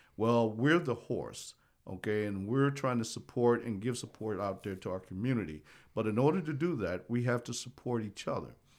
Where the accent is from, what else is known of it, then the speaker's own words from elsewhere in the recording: South Bend, Indiana, United States; moved away as an adult; also born or lived in Hutchinson, Kansas; I'm from South Bend, Indiana